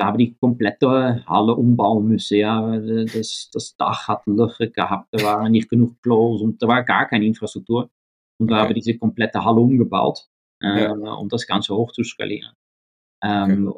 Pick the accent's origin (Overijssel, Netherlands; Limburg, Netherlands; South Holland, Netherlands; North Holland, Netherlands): South Holland, Netherlands; The Hague; German is a second language; moved away; ich bin aufgewachsen in Den Haag, äh, in, in, mhm. Holland